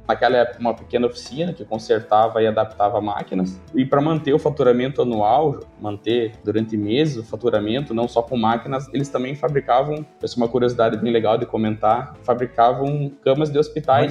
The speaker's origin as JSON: {"language": "Portuguese", "town": "Não-Me-Toque", "region": "Rio Grande do Sul", "country": "Brazil", "also_born_or_lived": "Xanxerê, Santa Catarina", "said": "sou gaúcho aqui da cidade de Nometoque mesmo, mesma cidade da, da, nossa empresa"}